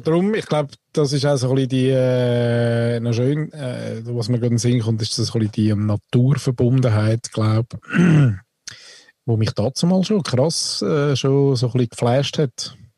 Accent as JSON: {"language": "German", "country": "Switzerland", "said": "als Schweizer"}